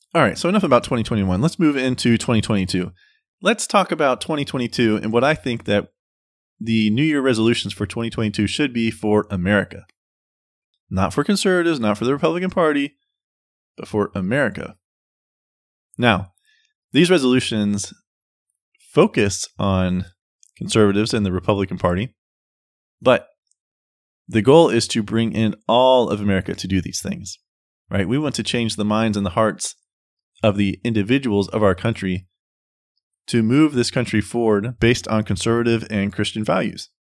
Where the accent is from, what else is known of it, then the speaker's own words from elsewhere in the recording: United States; we as American citizens